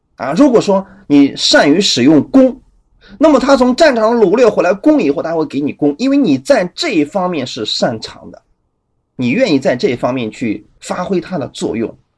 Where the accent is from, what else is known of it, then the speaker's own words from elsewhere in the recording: China; 我们中国人